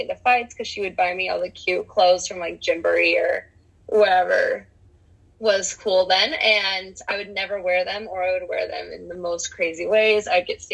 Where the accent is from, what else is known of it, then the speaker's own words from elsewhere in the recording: Cottonwood Heights, Utah, United States; I grew up in Cottonwood Heights, Utah.